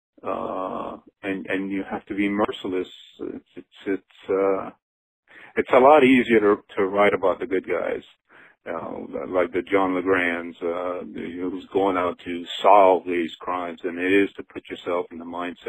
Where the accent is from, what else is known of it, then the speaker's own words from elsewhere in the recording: Cajun, Louisiana, United States; I'm definitely Cajun